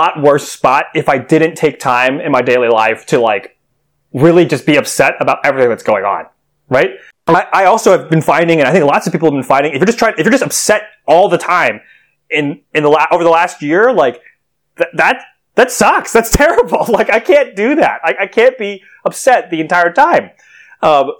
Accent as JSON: {"language": "English", "region": "New York", "country": "United States", "said": "I'm a New Yorker"}